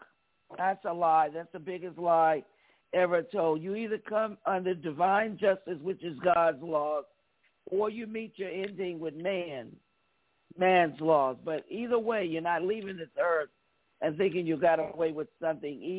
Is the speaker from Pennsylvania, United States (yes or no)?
no; New York City, New York, United States; growing up in New York City, I'm from New York, a New Yorker